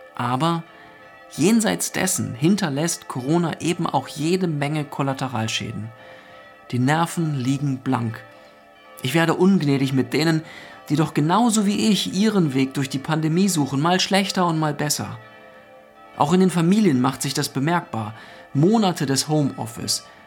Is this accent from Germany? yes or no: yes; Northern Germany, Germany; Bei uns in Norddeutschland begrüßt man sich ja mit Moin.